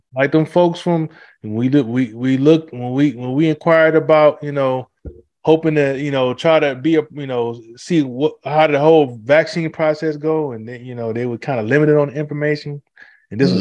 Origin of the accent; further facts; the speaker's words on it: Detroit, Michigan, United States; growing up in Detroit